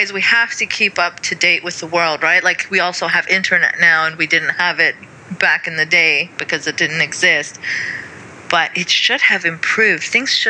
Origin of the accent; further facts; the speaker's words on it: Saudi Arabia; I mean, even though I grew up in Saudi as well. So it's not foreign to me in that regard. I mean, I was surrounded by burqas when I left my compound.